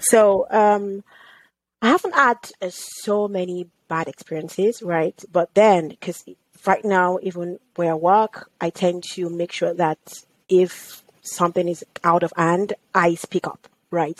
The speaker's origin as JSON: {"language": "English", "country": "Nigeria", "tie": "born or raised there", "also_born_or_lived": "United Kingdom / United States", "moved": "as an adult", "lives_now": "Canada", "said": "growing up in Nigeria was such an experience that I wouldn't want to trade"}